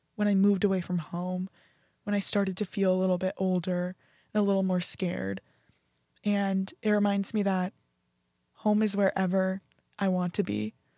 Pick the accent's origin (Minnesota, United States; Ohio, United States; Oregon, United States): Oregon, United States; Beaverton; moved away as an adult; now in Fort Worth, United States; I was born and raised in Beaverton, Oregon